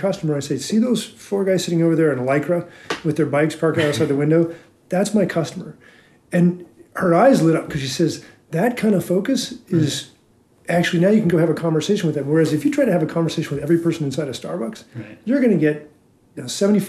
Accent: Reno, Nevada, United States; I got to be a kid growing up in Reno

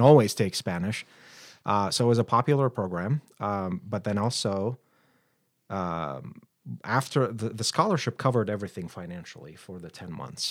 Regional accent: Baghdad, Baghdad Governorate, Iraq; moved away as an adult; now in Billings, United States; born and raised in Baghdad, Iraq

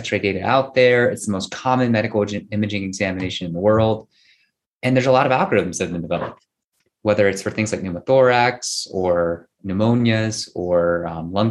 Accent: United States; I'm Korean American

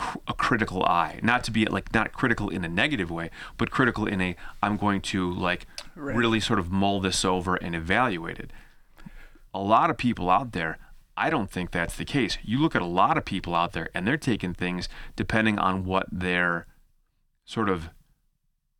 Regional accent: United States; as an American student

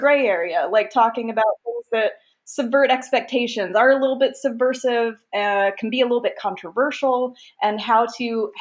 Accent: United States; I'm American

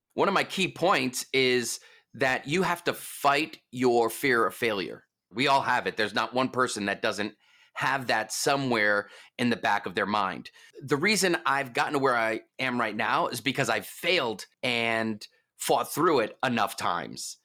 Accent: East Coast, United States; I'm from the East Coast.

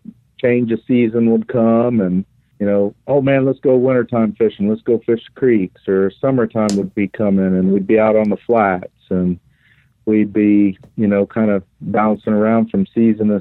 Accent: Oldsmar, Florida, United States; grew up in Upper Tampa Bay in Oldsmar

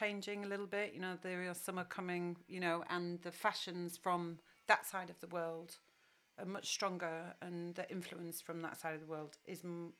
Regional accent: United Kingdom; You know, we're British, so Australia.

